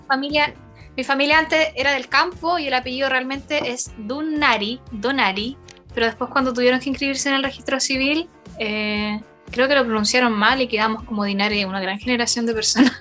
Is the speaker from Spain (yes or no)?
no; Hualpén, Biobío, Chile; Yo soy de Hualpén